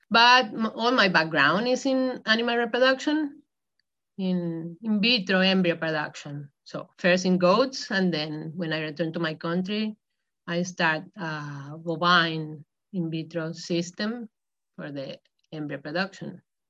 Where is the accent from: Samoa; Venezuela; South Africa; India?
Venezuela; English is a second language; moved away as an adult; also born or lived in Spain / Idaho, United States; now in South Dakota, United States; been here in US during 3.5 years working at the University of Idaho, but really I come from Venezuela.